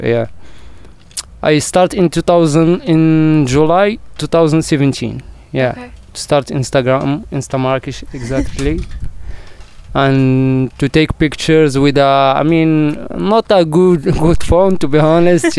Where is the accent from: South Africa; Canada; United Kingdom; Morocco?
Morocco; Marrakesh, Marrakesh-Safi; English is a second language; I'm from Marrakesh, exactly from the heart of Marrakesh, the old city, old Medina. Yeah, I born in a simple family